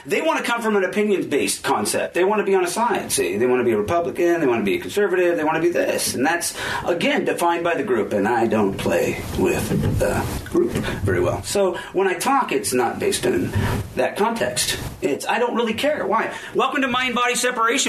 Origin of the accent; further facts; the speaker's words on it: Aberdeen, Washington, United States; now in Olympia, United States; I'm from Aberdeen.